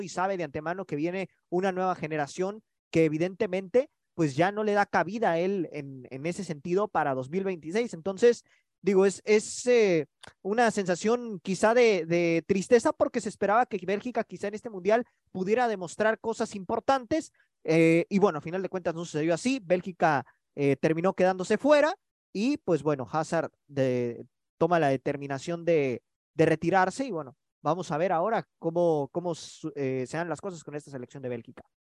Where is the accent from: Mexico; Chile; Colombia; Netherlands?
Mexico